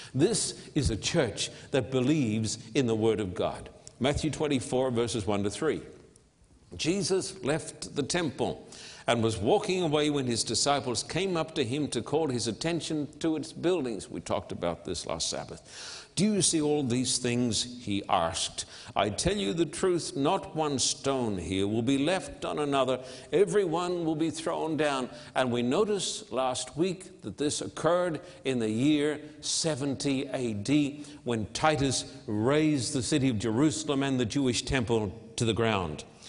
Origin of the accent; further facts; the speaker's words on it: Australia; now in United States; I'm an Australian living in this land, isolated, full of fear.